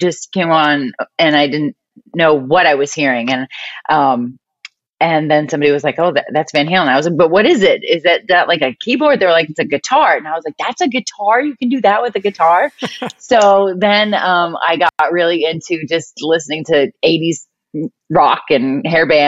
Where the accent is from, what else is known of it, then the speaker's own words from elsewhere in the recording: outside of Boston, Massachusetts, United States; moved away as an adult; now in California, United States; Right outside of Boston. So Massachusetts.